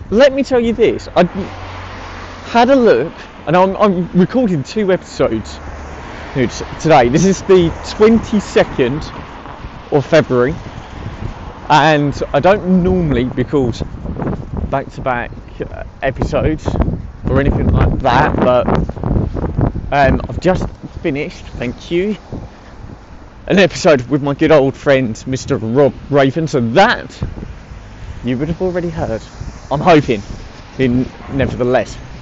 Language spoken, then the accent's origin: English; United Kingdom; my home country of the UK